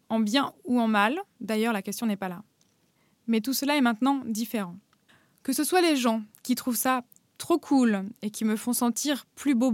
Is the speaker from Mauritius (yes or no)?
no; Normandy, France; moved away as an adult; also born or lived in Paris; now in Berlin, Germany; J'ai grandi à Paris puis en Normandie et je vis maintenant à Berlin.